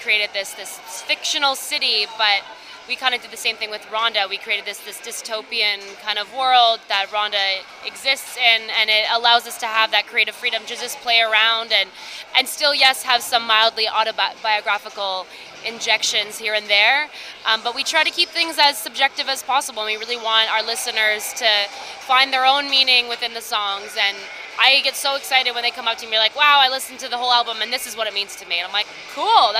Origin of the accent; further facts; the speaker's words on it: Ottawa, Ontario, Canada; moved away as an adult; also born or lived in Metcalfe; now in Toronto, Canada; I grew up in Gloucester, so East Ottawa.